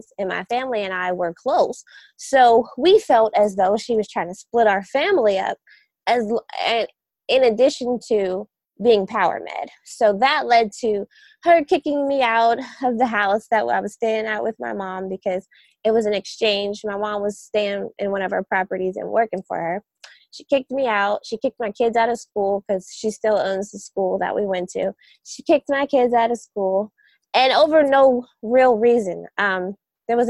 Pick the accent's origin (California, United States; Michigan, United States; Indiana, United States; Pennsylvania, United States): Pennsylvania, United States; Pittsburgh; moved away; also born or lived in Ohio; I grew up in Pittsburgh